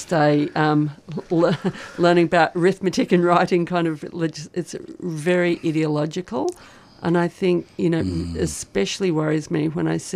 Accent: Tambo, Queensland, Australia; also born or lived in Charleville / Quilpie; now in Melbourne, Australia; I didn't grow up at Charleville, I grew up in Tambo, then Quilpie.

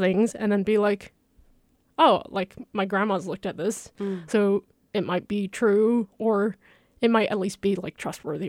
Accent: China; moved away; I'm from China, so I have a lot of like family and friends that use WeChat to stay connected

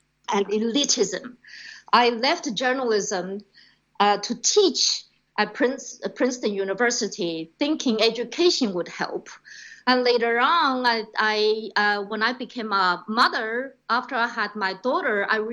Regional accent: China; moved away as an adult; also born or lived in Australia / Hong Kong; now in United States; growing up in China, then studying and working as a radio journalist in Australia in the 90s

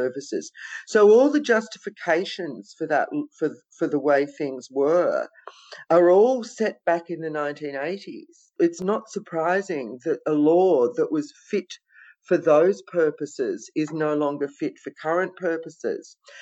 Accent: Victoria, Australia; it's in my hometown

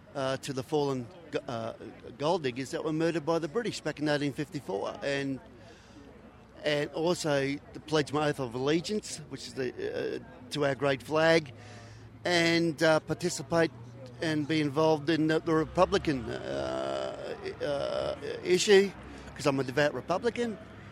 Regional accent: Brisbane, Queensland, Australia; Well, firstly, I'm from Brisbane.

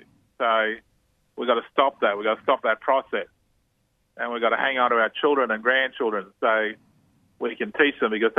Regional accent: Australia; we've had people from right across Europe have come into Australia. I grew up around Italian kids and Greek kids.

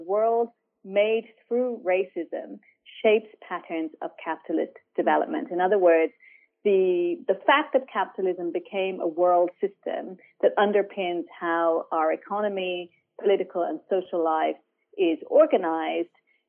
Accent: Ireland; moved away as an adult; also born or lived in Palestine/Israel / Europe; now in Sydney, Australia; I was born on occupied Palestinian land, but I grew up in Ireland.

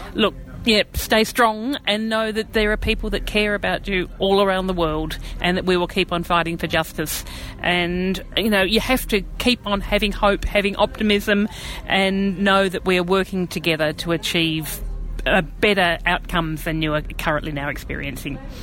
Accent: Australia; as an Australian, I know my life is just so good, and I've got so much privilege here

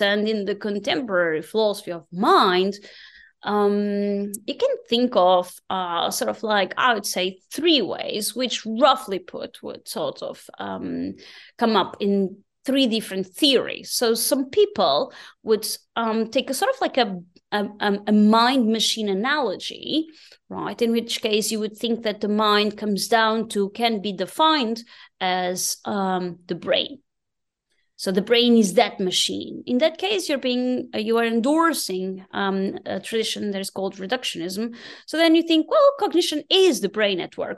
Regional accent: Portugal; moved away as an adult; now in Berlin, Germany; growing up in Portugal

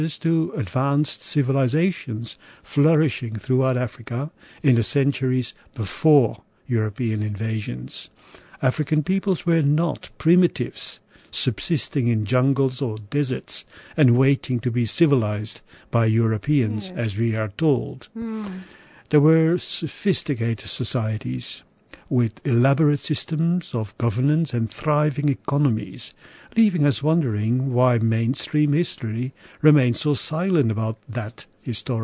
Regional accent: Belgium; my home country in Belgium

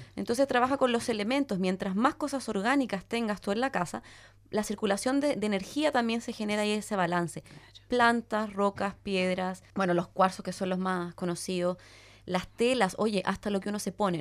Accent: Chile; moved away; yo para mí era chilena, vivía al final del mundo.

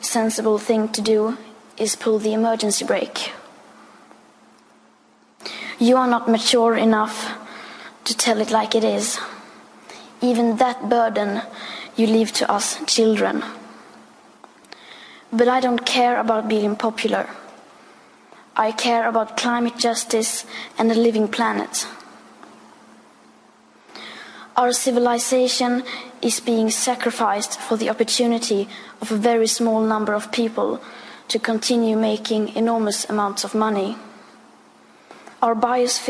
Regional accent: Sweden; I am 15 years old and I'm from Sweden.

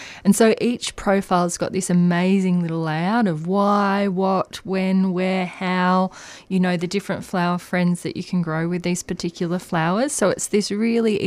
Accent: Australia; as an Australian gardener

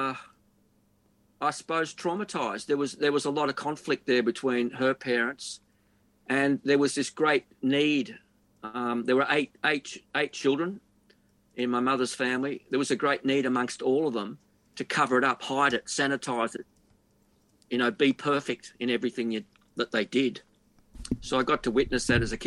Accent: Frankston, Victoria, Australia; I grew up in Funky Town, which is pretty common way of referring to Frankston now

